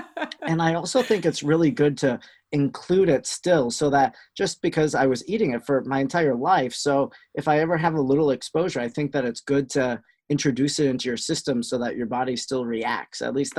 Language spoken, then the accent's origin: English; Wisconsin, United States; accent: Wisconsin; There are accents in Wisconsin.